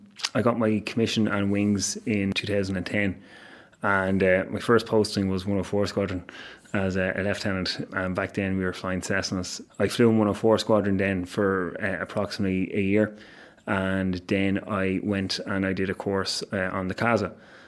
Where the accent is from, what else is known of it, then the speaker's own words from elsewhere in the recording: Dublin, Leinster, Ireland; I grew up in Dublin, and just over the house that I grew up in would have been the approach paths to one of the runways here in Baldonnell.